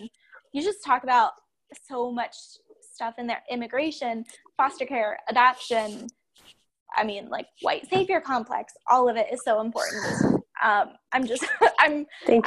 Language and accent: English; Ohio, United States; moved away; so I'm from Ohio. I grew up on a family farm in Ohio